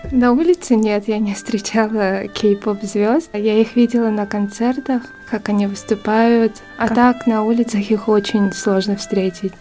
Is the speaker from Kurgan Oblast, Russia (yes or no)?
no; Yakutsk, Sakha Republic, Russia; moved away as an adult; now in Seoul, South Korea; Я родом из Якутска. А в Корее я живу ну, уже три года.